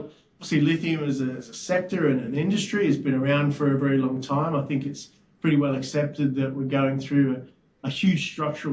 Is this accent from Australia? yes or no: yes; Brisbane, Queensland, Australia; moved away as an adult; also born or lived in London; I'm originally from Brisbane